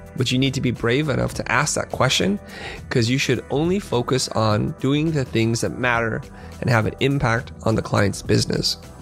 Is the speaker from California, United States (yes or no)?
yes; San Jose, California, United States; also born or lived in Vietnam / Kansas City, Missouri; now in Los Angeles, United States; we moved to San Jose, which is Silicon Valley. And that's where I spent the majority of my childhood